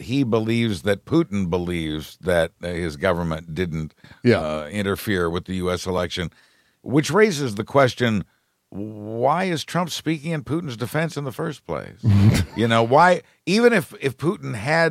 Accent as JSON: {"language": "English", "region": "Kansas", "country": "United States", "tie": "born or raised there", "said": "my home state of Kansas"}